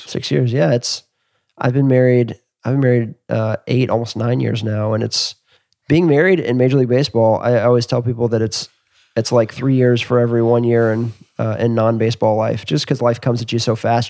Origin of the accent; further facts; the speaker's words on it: Atlanta, Georgia, United States; I grew up in Atlanta